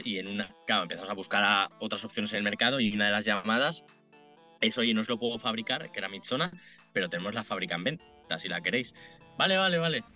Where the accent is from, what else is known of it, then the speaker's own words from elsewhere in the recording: Madrid, Community of Madrid, Spain; also born or lived in Dublin; nací en Madrid, vivo en Madrid